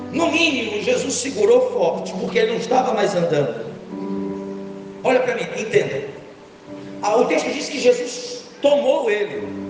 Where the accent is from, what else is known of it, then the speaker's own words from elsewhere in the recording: Rio de Janeiro, Brazil; eu sou carioca